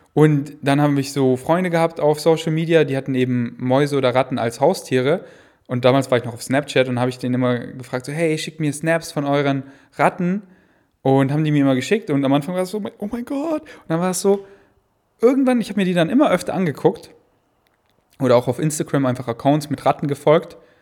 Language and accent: German; Munich, Bavaria, Germany; now in Berlin, Germany; in München, in unserem Haus, wo ich groß geworden bin